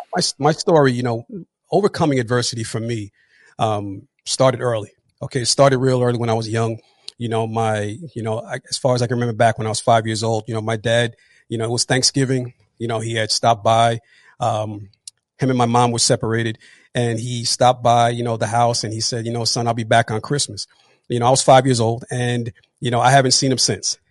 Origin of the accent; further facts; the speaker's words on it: New Jersey, United States; also born or lived in Atlanta; I'm actually from New Jersey, born and raised.